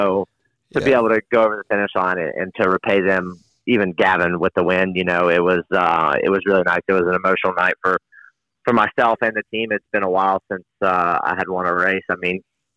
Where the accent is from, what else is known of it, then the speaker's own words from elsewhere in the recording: North Carolina, United States; North Carolina